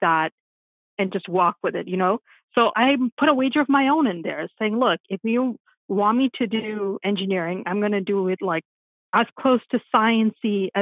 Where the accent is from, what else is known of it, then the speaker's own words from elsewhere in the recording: Nairobi, Kenya; moved away; when I was in school in Nairobi, which is my hometown, Nairobi, Kenya is where I'm from